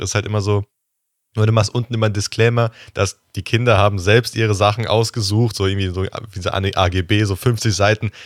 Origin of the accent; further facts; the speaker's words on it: Rhineland-Palatinate, Germany; bei uns in Rheinland-Pfalz gab es den öfters, den Laden